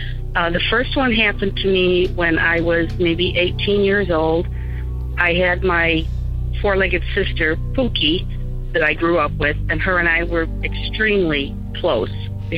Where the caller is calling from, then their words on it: Chicago, Illinois, United States; I'm calling from the Chicago area